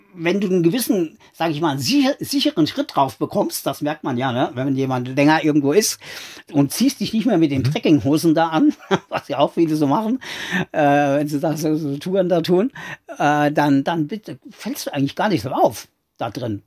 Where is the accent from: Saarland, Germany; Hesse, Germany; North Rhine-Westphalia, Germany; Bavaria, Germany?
Saarland, Germany; now in Uruguay; ich bin ja an der Grenze da groß geworden.